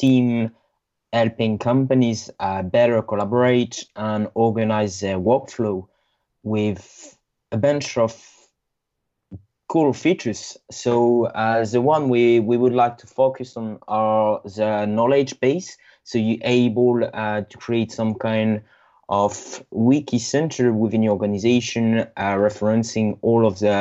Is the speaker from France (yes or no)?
yes; north of France, France; English is a second language; I'm French from the north of France